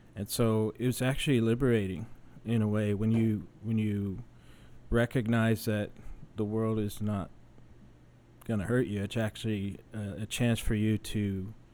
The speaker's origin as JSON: {"language": "English", "town": "San Antonio", "region": "Texas", "country": "United States", "moved": "as an adult", "said": "I'm originally from San Antonio, but I spent 23 years in the Air Force"}